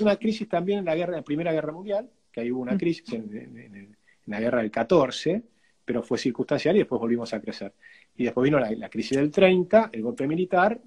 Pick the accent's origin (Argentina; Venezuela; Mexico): Argentina; somos argentinos